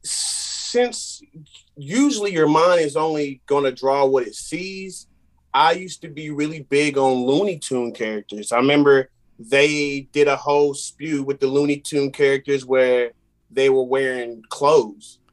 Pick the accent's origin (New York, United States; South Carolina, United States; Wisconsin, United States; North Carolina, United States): North Carolina, United States; Randleman; I'm from Random in North Carolina. Um, small city, big heart.